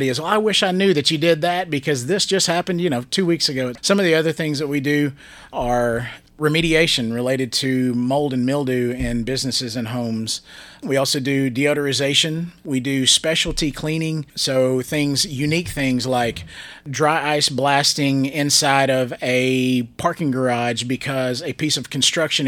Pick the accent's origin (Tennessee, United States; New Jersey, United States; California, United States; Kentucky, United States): Tennessee, United States; Gallatin; I grew up there in Gallatin